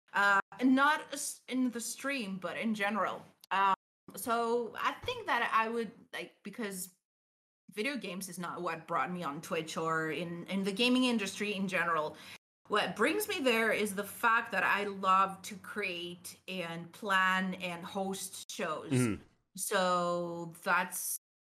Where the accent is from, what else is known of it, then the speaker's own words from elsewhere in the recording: Greece; I'm from Greece